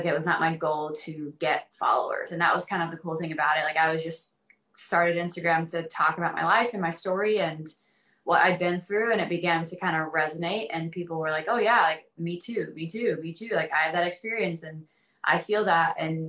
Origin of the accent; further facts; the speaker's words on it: the South, United States; Well, I think growing up in the South, like I was kind of bombarded by this idea that being gay or queer